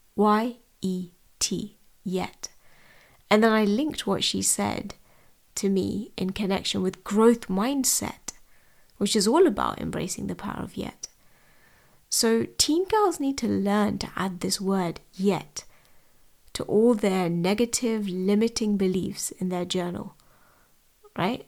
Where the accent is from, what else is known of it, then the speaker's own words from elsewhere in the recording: London, United Kingdom; I was born and raised in London.